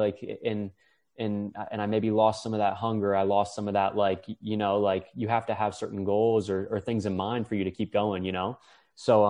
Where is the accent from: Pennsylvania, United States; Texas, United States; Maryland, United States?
Maryland, United States; Chevy Chase; We grew up in the Chevy Chase area